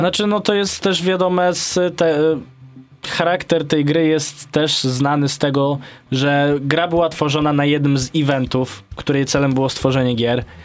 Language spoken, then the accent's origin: Polish; Podlaskie Voivodeship, Poland; jestem z Podlasia